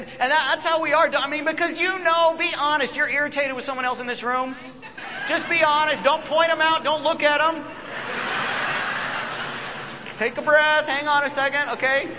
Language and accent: English; United States; as American